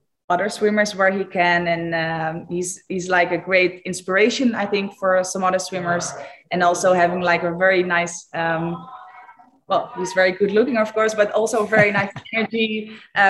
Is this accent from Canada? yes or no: no; Eindhoven, North Brabant, Netherlands; to Eindhoven, to my hometown